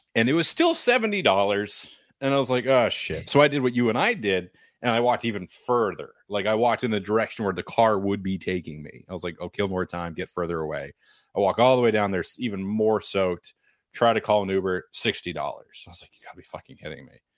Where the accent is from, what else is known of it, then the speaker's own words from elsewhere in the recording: Nashua, New Hampshire, United States; I'm from Nashua